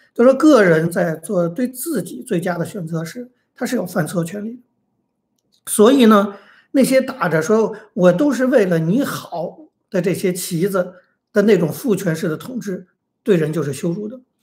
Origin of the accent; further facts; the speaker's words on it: China; 因为我们是中国人